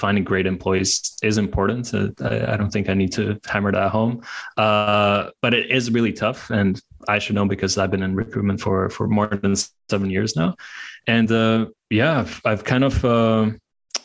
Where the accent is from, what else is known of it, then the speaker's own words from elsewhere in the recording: Latvia; now in Hungary; I'm from Latvia. I'm now based in Hungary